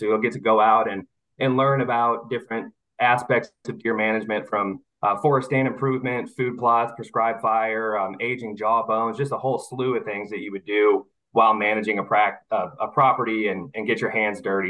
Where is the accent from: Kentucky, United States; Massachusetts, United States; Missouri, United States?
Missouri, United States; moved away as an adult; now in Mobile, United States; I was born and raised in Missouri, but this job has brought me down to Mobile, Alabama, uh, where I live here with my wife now